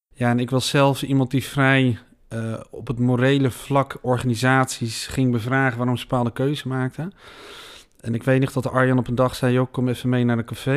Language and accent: Dutch; Veenendaal, Utrecht, Netherlands; We zitten hier in Senedal, ik ben hier geboren. Ik heb hier mijn hele leven gewoond.